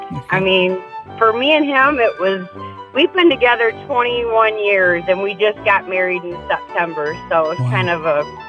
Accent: Watervliet, Michigan, United States; from Watervliet, and I am the smartest person awake this morning.

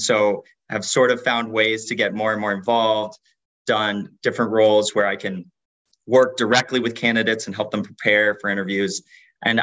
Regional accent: Mexico City, Mexico; moved away as an adult; also born or lived in California; now in New York, United States; I grew up in Mexico City

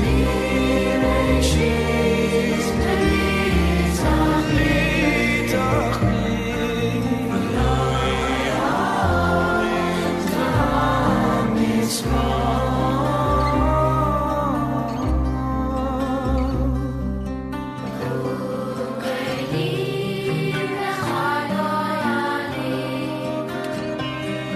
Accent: New Jersey, United States; now in Michigan, United States; growing up in New Jersey

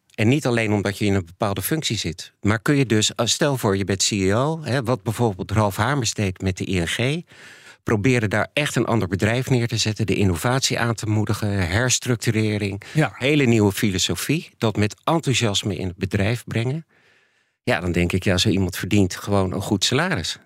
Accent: Netherlands; also born or lived in United States

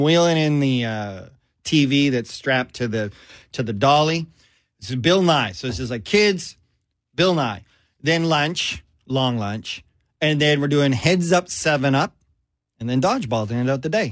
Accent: Canada; also born or lived in Vancouver, British Columbia; me, Canadian

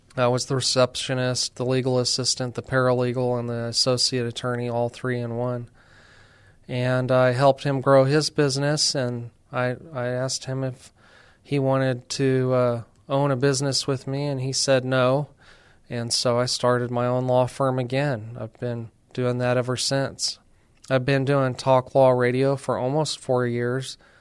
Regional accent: New Mexico, United States; moved away as an adult; now in San Antonio, United States; I'm from New Mexico

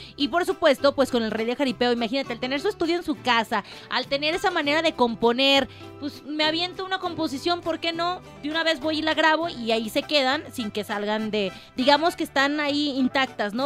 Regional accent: Mexico; como mexicanos Vamos a aplaudir

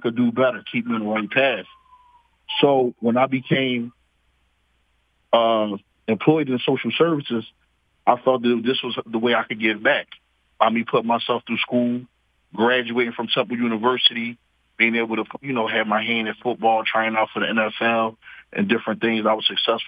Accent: Philadelphia, Pennsylvania, United States; I'm originally from North Philadelphia, Strawberry Mansion area, 31st in Montgomery

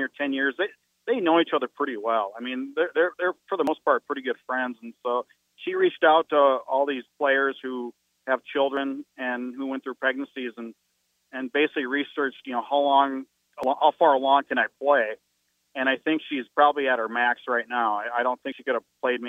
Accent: North Dakota, United States; I'm from North Dakota

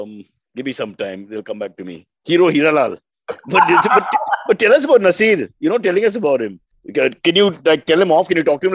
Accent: India

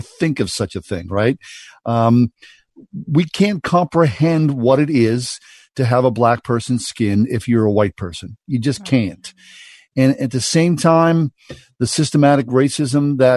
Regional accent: Swissvale, Pennsylvania, United States; how I was raised in Swissvale in the 1960s and 70s

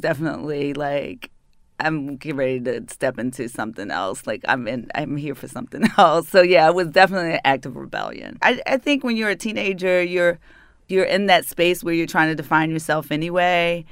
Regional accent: Baltimore, Maryland, United States; accent: northern; moved away as an adult; also born or lived in New York City; I am a native daughter. I'm from Baltimore City

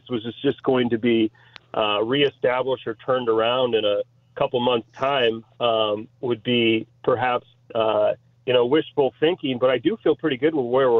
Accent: Grosse Pointe, Michigan, United States; now in Chicago, United States; getting back to my hometown

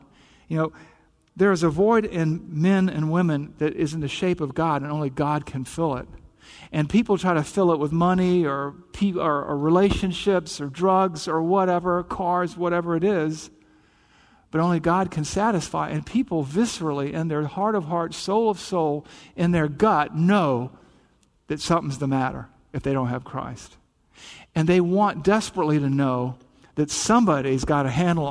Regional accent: the South, United States; accent: Southern; I'm from the South, right? You probably picked up the accent here and there.

